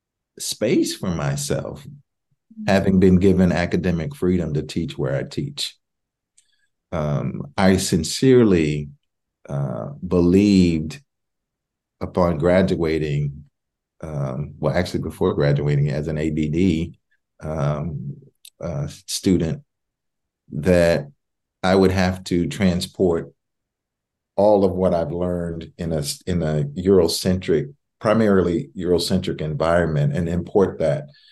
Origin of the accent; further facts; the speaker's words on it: Waco, Texas, United States; both of my parents grew up in Waco, Texas. That's my hometown